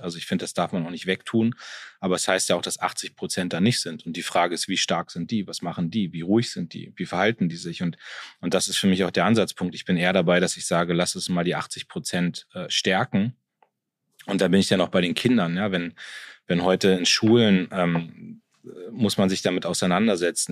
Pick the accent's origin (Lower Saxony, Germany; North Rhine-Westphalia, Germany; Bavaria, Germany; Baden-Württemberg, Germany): Lower Saxony, Germany; Munster; also born or lived in Soltau; ich komme aus Munster, das ist mein Heimatort